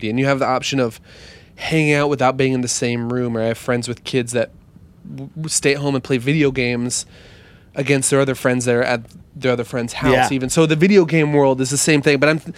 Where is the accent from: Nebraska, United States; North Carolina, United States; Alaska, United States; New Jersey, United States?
Nebraska, United States; Lincoln; where I grew up in Nebraska.